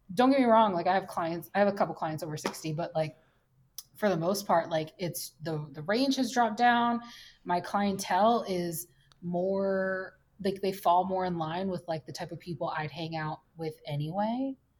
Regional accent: United States; now in Minneapolis, United States; I'm an American

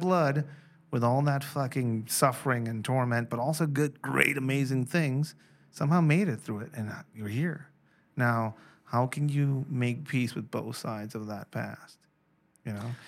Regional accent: Mexico; I'm from Mexico

